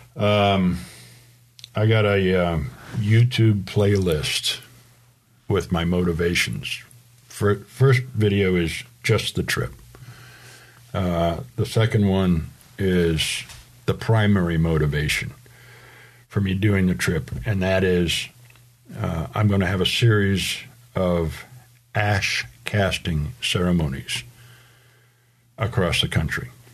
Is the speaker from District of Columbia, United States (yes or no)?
no; Rhode Island, United States; moved away; the home I grew up in in Rhode Island